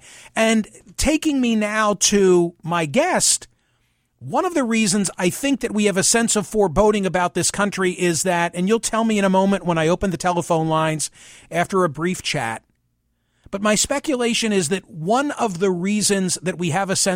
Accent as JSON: {"language": "English", "country": "United States", "tie": "born or raised there", "said": "having been born and raised in the United States"}